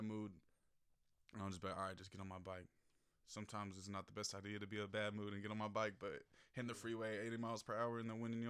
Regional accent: Concord, California, United States; I grew up in Concord

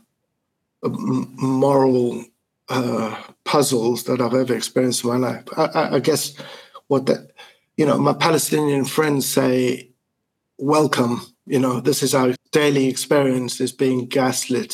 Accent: South Africa; moved away as an adult; also born or lived in Italy; now in Germany; I was born in 1970 in South Africa in the midst of apartheid

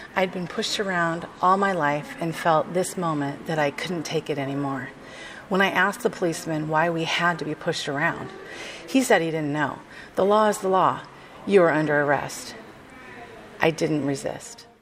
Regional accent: Seattle, Washington, United States; also born or lived in Lynden, Washington; I'm, um, born and raised in Washington State. Uh, I grew up in Seattle

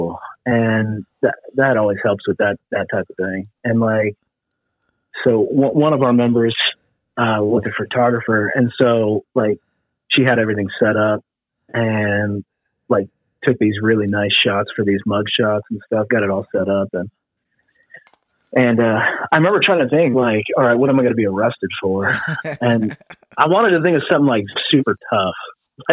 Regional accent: California, United States; moved away as an adult; also born or lived in Missouri; I grew up in California

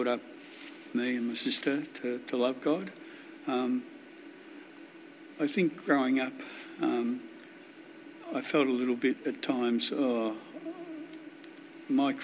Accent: Wonthaggi, Victoria, Australia; Grew up on a farm down near Wonthaggi.

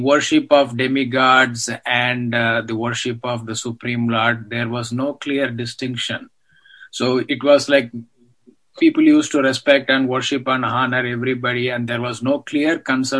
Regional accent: South India, India; Growing up in India

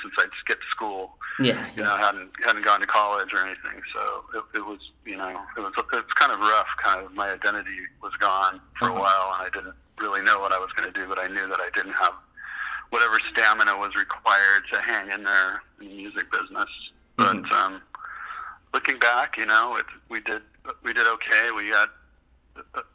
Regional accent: Livermore, California, United States; also born or lived in Los Angeles; I grew up in Livermore, and moved to LA in 1978

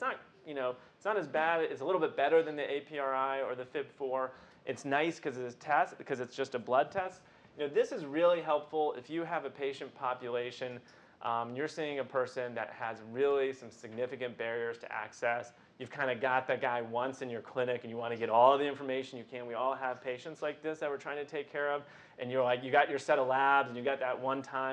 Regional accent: Midwest, United States; I'm a Midwesterner.

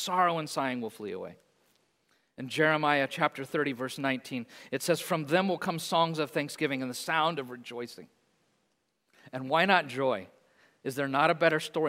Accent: Hayes, London, United Kingdom; I grew up in Hayes, on the edge, played in the fields a lot

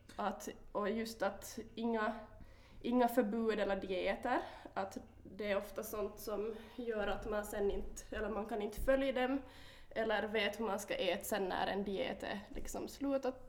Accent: Korsholm, Ostrobothnia, Finland; also born or lived in Vaasa; jag kommer från eh, Korsholm, mm. eller Vasa, mm. mm. bor i Vasa för tillfället.

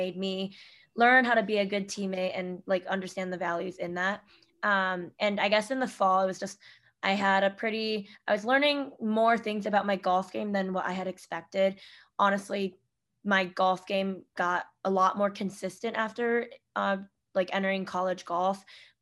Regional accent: Solon, Ohio, United States; moved away as an adult; now in New York, United States; growing up in Ohio

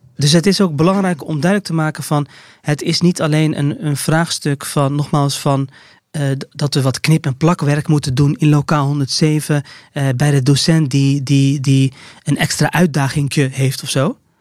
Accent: Rotterdam, South Holland, Netherlands; ik als Rotterdammer

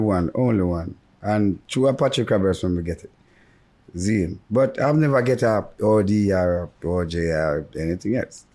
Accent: Jamaica; I'm a Jamaican that live in Jamaica and love Jamaica.

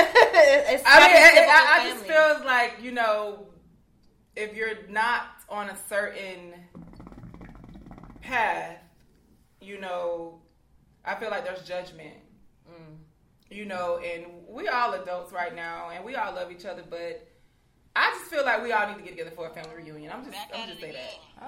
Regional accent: Columbus, Georgia, United States; now in Atlanta, United States; I'm originally from Columbus, Georgia

